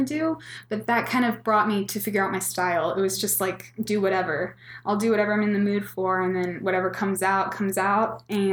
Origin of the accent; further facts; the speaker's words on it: Dallas, Texas, United States; also born or lived in Dripping Springs, Texas; now in Austin, United States; I'm from Dallas originally, but I moved to Dripping Springs when I was in middle school